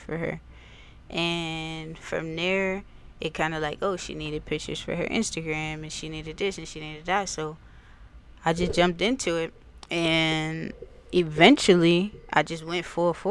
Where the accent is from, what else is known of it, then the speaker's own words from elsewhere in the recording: Wilmington, Delaware, United States; also born or lived in Houston, Texas; now in Newark, United States; I grew up in Wilmington. Over West Side. I'm a West Side baby.